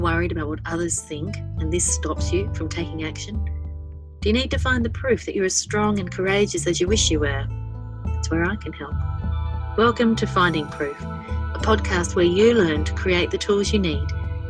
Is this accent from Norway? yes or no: no; Australia; I'm an Australian clinical and forensic psychologist